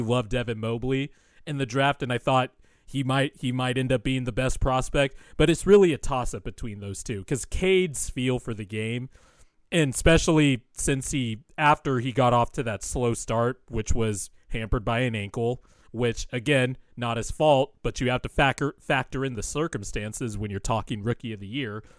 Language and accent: English; West Coast, United States; I'm not from Philly, never been to Philly, been on the West Coast my whole life